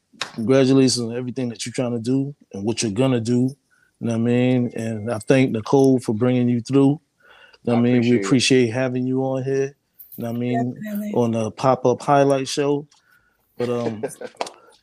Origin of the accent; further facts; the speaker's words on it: New York City, New York, United States; I'm originally from Harlem